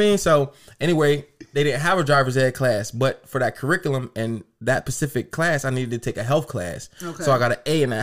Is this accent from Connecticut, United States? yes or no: no; Harrisburg, Pennsylvania, United States; also born or lived in Akron; I'm from Harrisburg